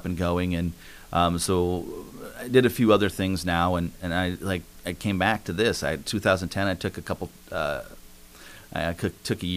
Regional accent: Flandreau, South Dakota, United States; also born or lived in Las Vegas, Nevada; I grew up in Flandreau, South Dakota, actually.

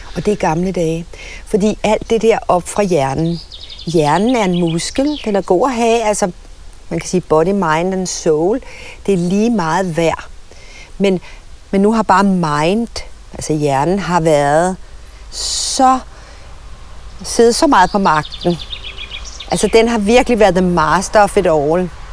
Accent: Søborg, Capital Region of Denmark, Denmark; jeg voksede op i Søborg på Sjælland, ikke langt fra Gladsaxe

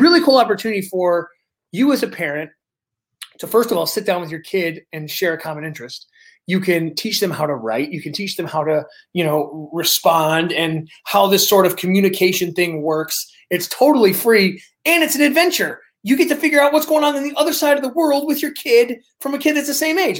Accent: Detroit, Michigan, United States; we're from Metro Detroit. We're by Windsor, you know, Ontario

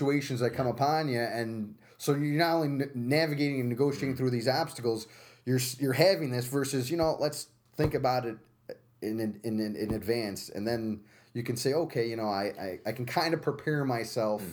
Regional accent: Utica, New York, United States; also born or lived in Albany, United States; At St. Luke's Hospital in Manhattan, and then moved up here when I was 4 years old

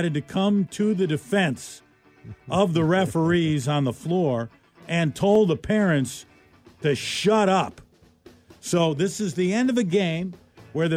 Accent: Milwaukee, Wisconsin, United States; moved away; the Milwaukee Journal Sentinel webpage yesterday reading the newspaper from my my hometown there

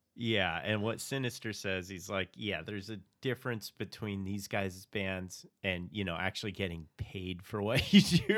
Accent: Phoenix, Arizona, United States; I was from Phoenix

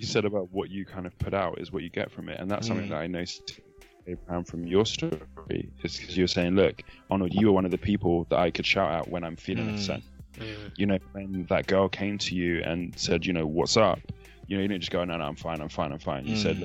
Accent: Nigeria; especially as a Nigerian male Christian.

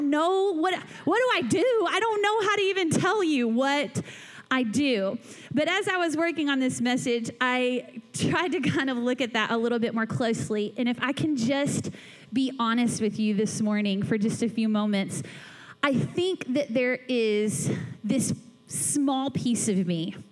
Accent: Atlanta, Georgia, United States; now in Louisville, United States; I grew up in Atlanta, Georgia

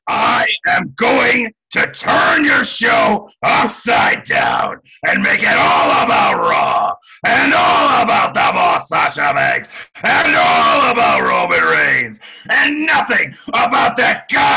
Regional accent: Stamford, Connecticut, United States; Bristol, I'm from Stamford, Connecticut.

